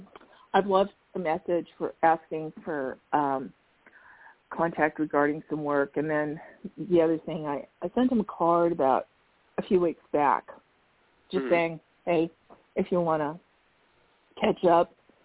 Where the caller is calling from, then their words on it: Arizona, United States; I'm calling from Arizona.